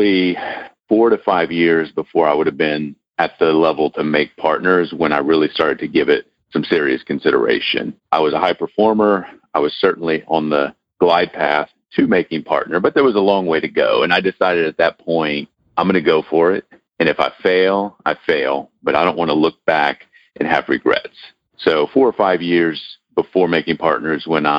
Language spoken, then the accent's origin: English; New Orleans, Louisiana, United States; also born or lived in South Texas; I was born in South Texas, so technically I'm a Texan, but I was adopted at birth, and we moved as a family when I was a baby to New Orleans. So New Orleans is what I claim at home